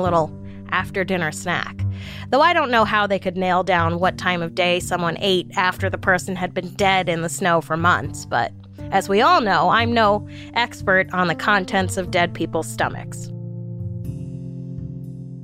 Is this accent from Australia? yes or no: no; New York City, New York, United States; I grew up in New York City.